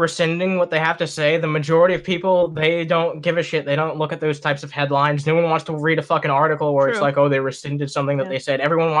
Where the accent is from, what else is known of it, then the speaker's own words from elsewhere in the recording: New England, United States; where I grew up in New England is very liberal. There's mostly secular people around here.